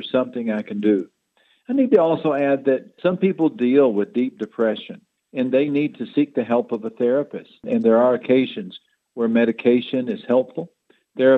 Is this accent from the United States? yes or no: yes; Odessa Midland area, Texas, United States; I grew up in the Odessa Midland area